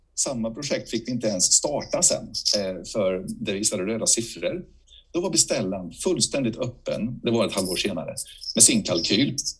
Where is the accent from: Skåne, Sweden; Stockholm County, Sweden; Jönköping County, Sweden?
Jönköping County, Sweden; Bankeryd; moved away; also born or lived in Huskvarna; min hemort i Huskvarna. Eller Bankeryd med mina föräldrar har flyttat till Huskvarna